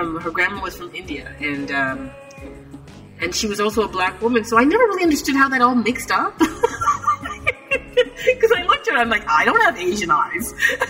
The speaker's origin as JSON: {"language": "English", "country": "Jamaica", "said": "But the core essence of being Jamaican was having a very unique individual culture that was enriched by its food."}